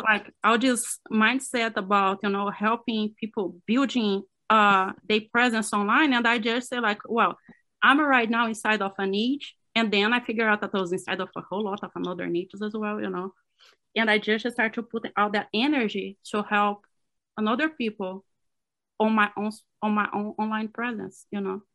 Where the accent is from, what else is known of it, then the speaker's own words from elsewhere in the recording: Brazil; English is a second language; moved away as an adult; also born or lived in Cleveland; now in Florida, United States; directly from Florida right now, but I'm from Brazil.